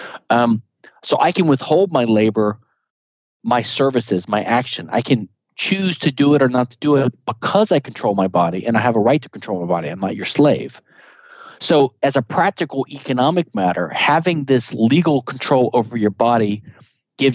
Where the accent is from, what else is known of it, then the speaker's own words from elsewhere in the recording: the South, Southern United States, United States; I'm a Southerner